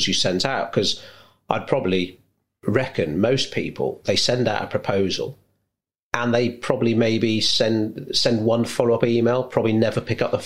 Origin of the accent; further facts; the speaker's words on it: United Kingdom; we're British